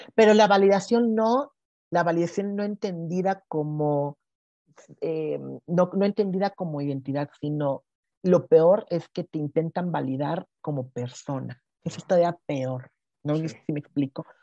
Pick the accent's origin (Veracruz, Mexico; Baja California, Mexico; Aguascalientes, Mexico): Veracruz, Mexico; now in Mexico City, Mexico; yo soy jarocha